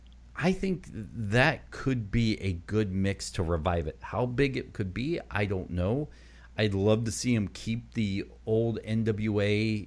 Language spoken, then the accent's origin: English; the South, United States; I grew up in the South.